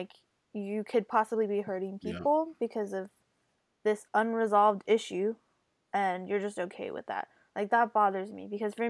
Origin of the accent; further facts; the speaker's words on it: California, United States; It's like a suburban place.